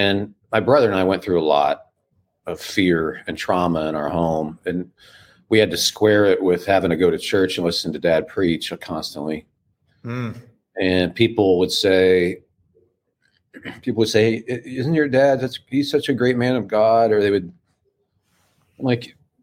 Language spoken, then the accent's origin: English; Midwest, United States; I'm from the Midwest, and my dad was a pastor of small town churches, and so we grew up with the Bible